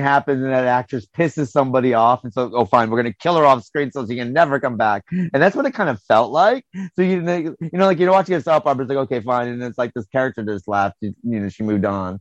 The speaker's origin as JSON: {"language": "English", "country": "United States", "moved": "yes", "lives_now": "United Kingdom", "said": "I'm American"}